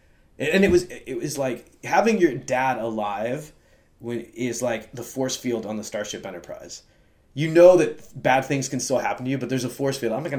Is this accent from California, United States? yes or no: yes; Hollywood, California, United States; And it's known, like, we're from Hollywood.